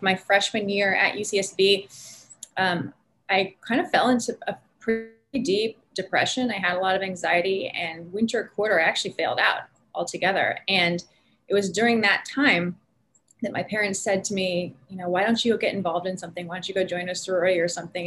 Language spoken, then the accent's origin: English; Northern California, United States; also born or lived in San Francisco Bay Area; now in Southern California, United States; I grew up in Northern California. So I'm California born and bred